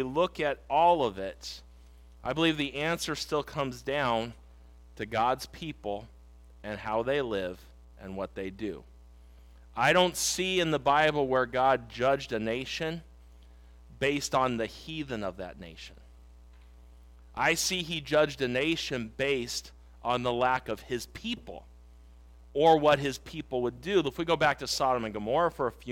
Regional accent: United States; I also am an American. I live in America today

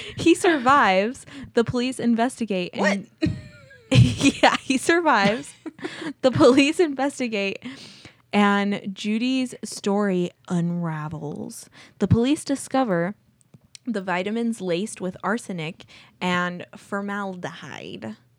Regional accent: Azusa, California, United States; I grew up in Azusa, California

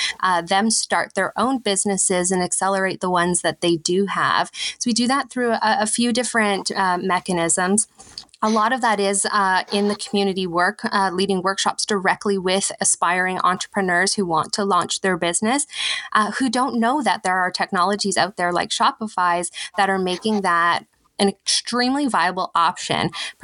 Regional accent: Manitoba, Canada; now in Ottawa, Canada; I hail from Treaty 5 territory in Manitoba, where my family is from.

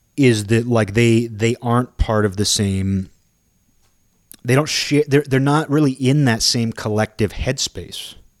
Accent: Kirkland, Washington, United States; we drove by this park in my hometown

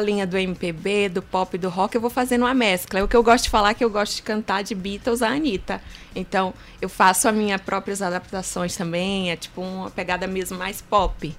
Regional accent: Pedreiras, Maranhão, Brazil; nasci em Pedreiras

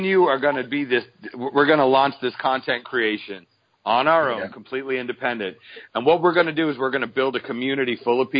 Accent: Boston, Massachusetts, United States; now in Atlanta area, United States; I'm originally from Boston

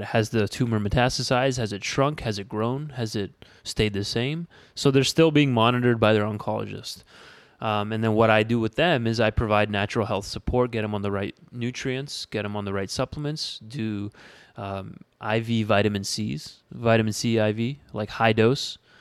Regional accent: Windsor, Ontario, Canada; moved away as an adult; also born or lived in Tempe, Arizona; born and raised in Windsor.

